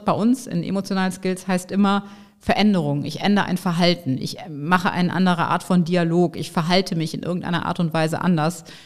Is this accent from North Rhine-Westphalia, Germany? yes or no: yes; Bonn, North Rhine-Westphalia, Germany; also born or lived in Nigeria; Also ich bin in Bonn geboren, mhm. rheinisches Mädchen, in der Tat noch in der Jugend oder Kindheit als Funke-Mariechen